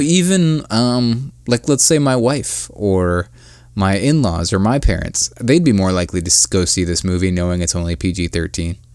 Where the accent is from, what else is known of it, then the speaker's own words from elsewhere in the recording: Akron, Ohio, United States; my hometown, Akron, Ohio